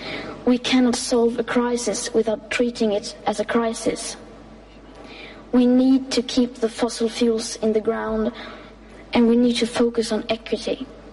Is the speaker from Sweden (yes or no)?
yes; Sweden; English is a second language; I am 15 years old and I'm from Sweden.